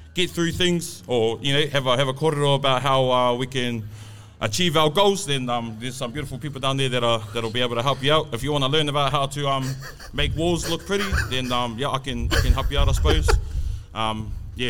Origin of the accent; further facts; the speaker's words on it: Ngāruawāhia, Waikato, New Zealand; I'm from Ngarawa here. I'm born and raised